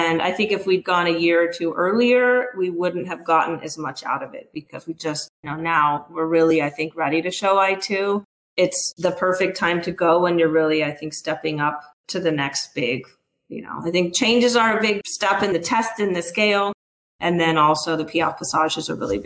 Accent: Southern California, United States; I'm from SoCal

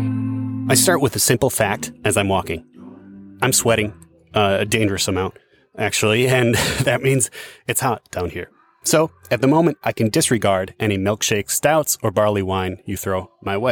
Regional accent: Iowa, United States; Growing up in Iowa

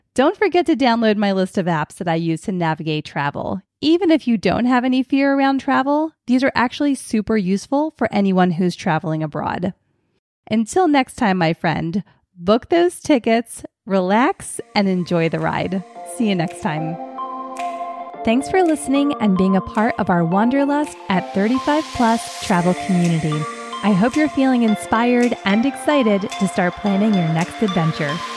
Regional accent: Philadelphia, Pennsylvania, United States; growing up on Philadelphia's public transportation

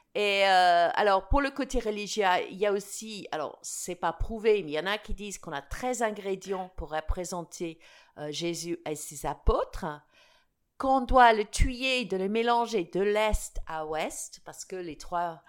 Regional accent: United Kingdom; French is a second language; also born or lived in Alsace; now in France; mon pays d'origine

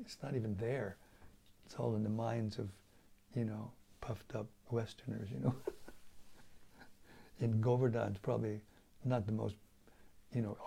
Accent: United States; moved away; being an American, having been grown up in that country

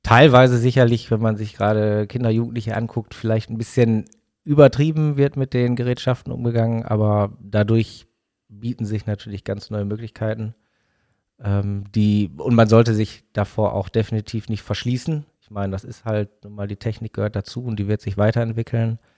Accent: Bottrop, North Rhine-Westphalia, Germany; now in Dortmund, Germany; Also genau, also wobei gebürtig aus Bottrop.

